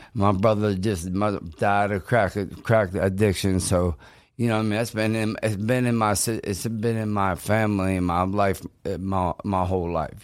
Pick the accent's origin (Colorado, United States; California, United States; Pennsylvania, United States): Pennsylvania, United States; Pittsburgh; I'm from Pittsburgh. I, a lot of my fights b, was in Pittsburgh